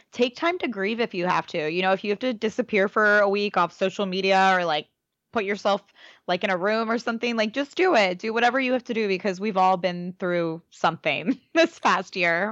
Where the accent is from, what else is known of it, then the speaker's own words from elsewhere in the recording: Baltimore, Maryland, United States; I'm from Baltimore